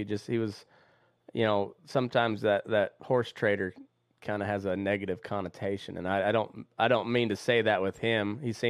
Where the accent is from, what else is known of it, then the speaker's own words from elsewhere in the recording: Southeast Colorado, United States; moved away; also born or lived in Southwest Kansas; I'm originally from Southeast Colorado, and I was living there in Southwest Kansas